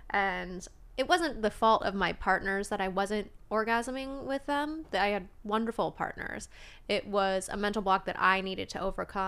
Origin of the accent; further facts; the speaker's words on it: Alaska, United States; accent: Alaskan; I guess so. I mean, I'm from Alaska, so this is how we talk.